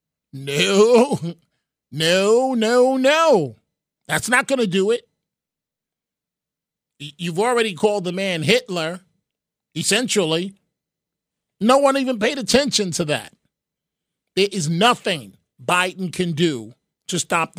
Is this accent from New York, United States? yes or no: yes; New York City, New York, United States; I was born in Mount Sinai Hospital, right there at 98th and Madison, whatever it is, on the east side